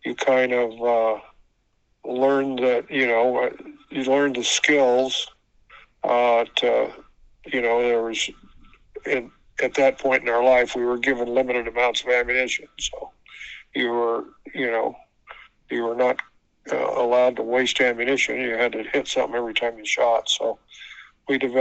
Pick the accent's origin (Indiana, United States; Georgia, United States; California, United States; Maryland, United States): California, United States; Santa Barbara County, Central; I grew up on a cattle and farming operation in Central California in Santa Barbara County.